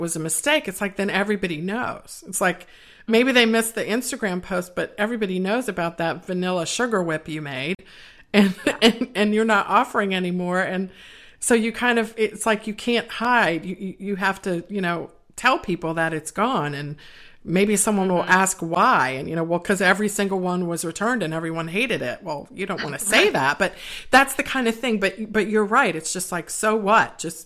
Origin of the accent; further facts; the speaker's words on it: East Coast, United States; I'm from the East Coast